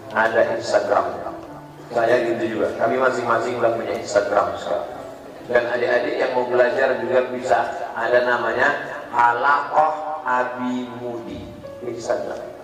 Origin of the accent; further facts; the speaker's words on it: Pekanbaru, Riau, Indonesia; kampung saya, di Pekanbaru-Riau